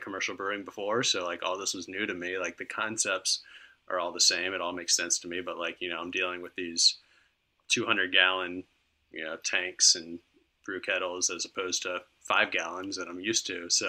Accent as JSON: {"language": "English", "town": "Virginia Beach", "region": "Virginia", "country": "United States", "tie": "born or raised there", "also_born_or_lived": "Philadelphia", "moved": "as an adult", "lives_now": "Charlottesville, United States", "said": "I grew up in Virginia Beach"}